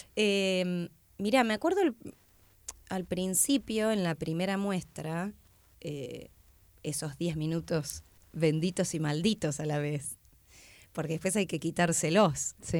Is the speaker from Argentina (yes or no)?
yes; Tandil, Buenos Aires Province, Argentina; moved away as an adult; now in Buenos Aires, Argentina; vengo de Tandil, eh, a los 22